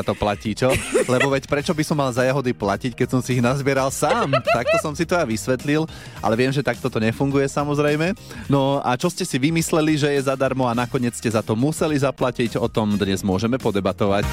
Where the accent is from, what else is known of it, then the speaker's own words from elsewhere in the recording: Trnava, Trnava Region, Slovakia; u nás v Trnave